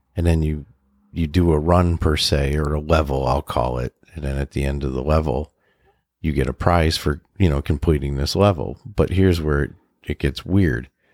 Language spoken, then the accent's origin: English; Western Massachusetts, United States